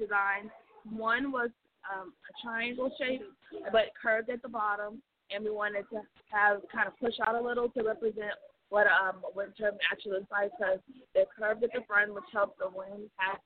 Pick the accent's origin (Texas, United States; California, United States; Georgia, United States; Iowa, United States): Texas, United States; Houston; I'm from Houston, Texas